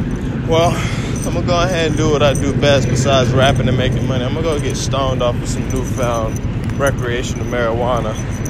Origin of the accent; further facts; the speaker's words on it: Orlando, Florida, United States; I'm from Orlando, Florida. And we got our own road called Orange Blossom Trail.